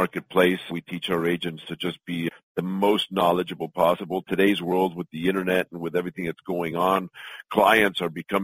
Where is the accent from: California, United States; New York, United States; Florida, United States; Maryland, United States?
California, United States; Los Angeles; also born or lived in Mexico City, Mexico; I'm originally from Mexico City. I moved to Los Angeles when I was 7 years old and did all my studies in LA and grew up